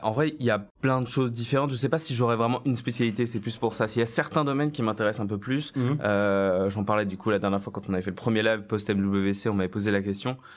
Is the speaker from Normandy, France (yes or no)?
no; Nantes, Pays de la Loire, France; moved away as an adult; also born or lived in Lille; now in Paris, France; je viens de Nantes à la base